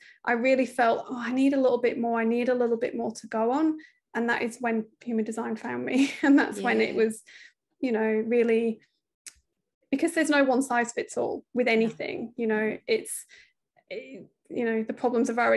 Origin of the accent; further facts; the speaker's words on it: United Kingdom; accent: British; moved away as an adult; from the accent, you can tell we're British, but we live over here. We moved just before the pandemic